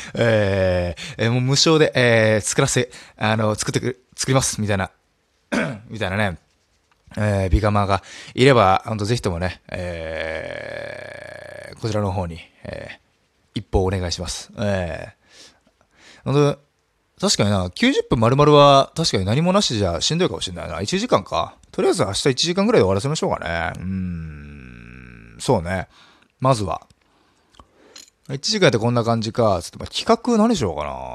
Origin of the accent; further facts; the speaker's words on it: Nagasaki, Japan; ちなみに僕はそこで育ちました。